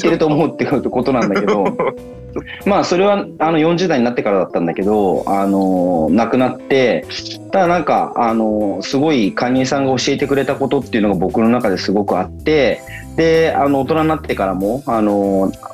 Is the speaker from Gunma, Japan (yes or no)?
yes; Kiryu, Gunma, Japan; moved away as an adult; also born or lived in Tokyo; 僕は出身っていうふうに聞かれたら、群馬って答えるんですけれども、